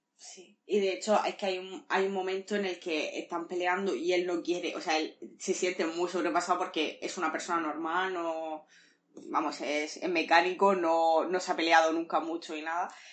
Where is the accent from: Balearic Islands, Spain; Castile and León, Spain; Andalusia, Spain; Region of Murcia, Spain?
Region of Murcia, Spain; Murcia; yo soy una señora de Murcia